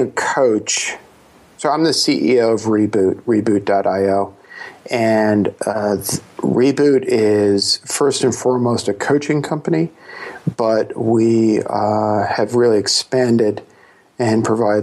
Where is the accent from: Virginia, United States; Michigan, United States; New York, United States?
New York, United States; New York City; I was born in Brooklyn